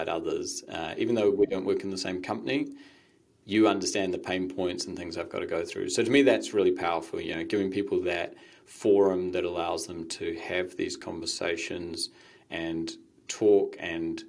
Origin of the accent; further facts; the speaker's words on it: Waiheke Island, Auckland, New Zealand; moved away; also born or lived in United States; I grew up on Waiheke and then went to America